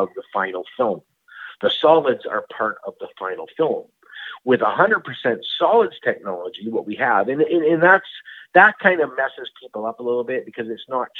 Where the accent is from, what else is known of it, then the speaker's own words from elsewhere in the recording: Canada; being a Canadian